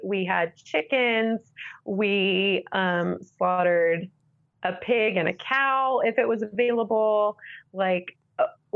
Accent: Central Florida, United States; now in Utah, United States; I grew up in Central Florida

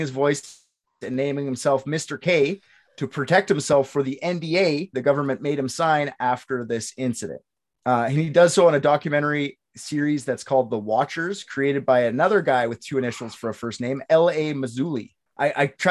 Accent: Canada; I'm Canadian

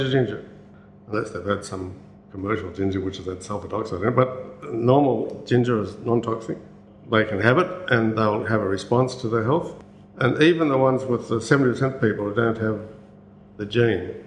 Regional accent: Newcastle, New South Wales, Australia; moved away; I come from Newcastle. I went to Newcastle University College when I first started

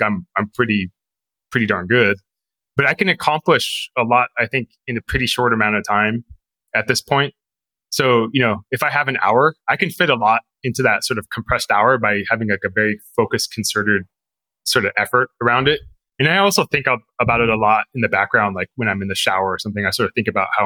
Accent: Fremont, California, United States; I grew up in Fremont

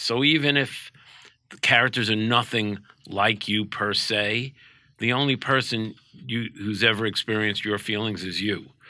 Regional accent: New York City, New York, United States; growing up in Brooklyn

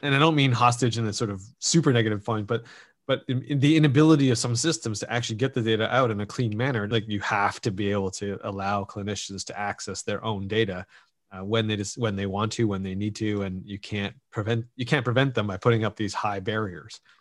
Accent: Canada; as a Canadian

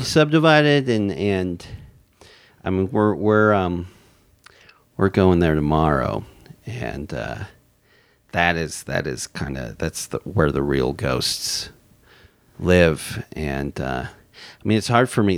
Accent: Orem, Utah, United States; now in Seattle, United States; I'm from Utah Valley. I, I, I grew up in Orem

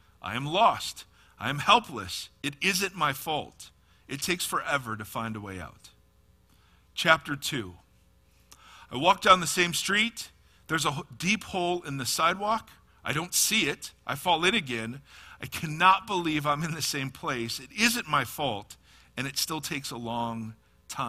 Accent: Ohio, United States; moved away as an adult; also born or lived in California; now in Nashville, United States; I am from Ohio, lived in California for 20 years, moved back to Ohio before I moved to the frost-laden plains of Nashville.

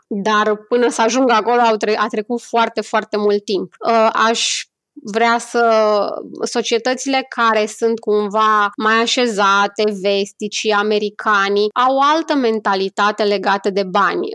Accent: Romania; moved away; noi ca români datorită experiențelor și datorită lucrurilor pe care le-am trăit

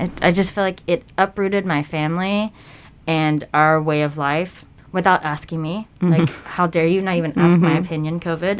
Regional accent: Danville, Virginia, United States; moved away; Virginia. Danville, Virginia.

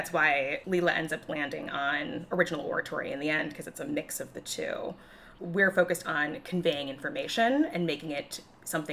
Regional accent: Chicago, Illinois, United States; accent: Chicago; my most Chicago accent

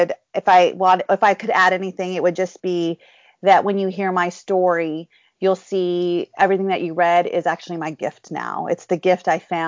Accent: California, United States; also born or lived in India; I was born and raised in California

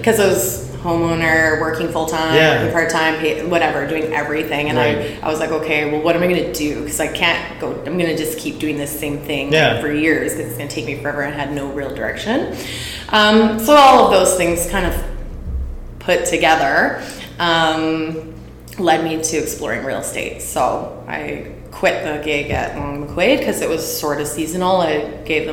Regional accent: Surrey, British Columbia, Canada; also born or lived in Langley; now in Vancouver, Canada; I grew up in Surrey.

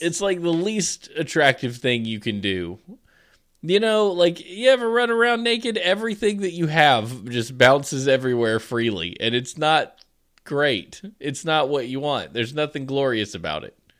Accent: the South, United States; I'm from the South.

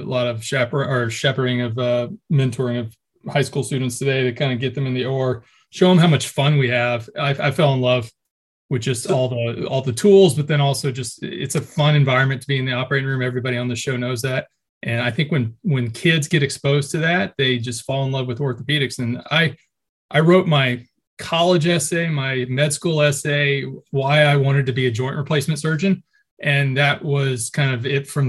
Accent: Texas, United States; moved away as an adult; also born or lived in Tennessee; I grew up 26 years in Texas.

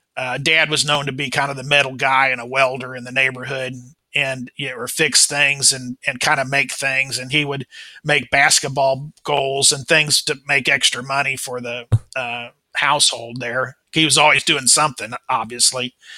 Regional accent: Kansas City, Missouri, United States; I was born in uh, 1959 in Kansas City, Missouri. Um, this is my hometown

